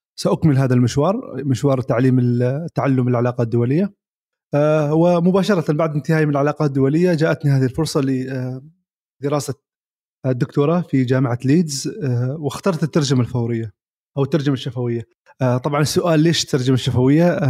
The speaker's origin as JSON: {"language": "Arabic", "country": "Oman", "said": "بلادنا عمان"}